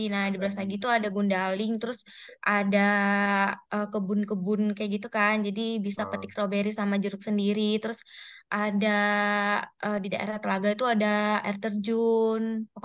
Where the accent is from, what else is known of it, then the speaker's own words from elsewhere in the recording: Medan, North Sumatra, Indonesia; Aku dari Medan.